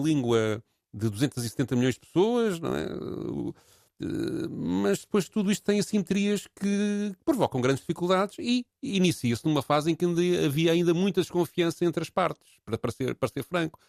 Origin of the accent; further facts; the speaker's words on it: Portugal; somos portugueses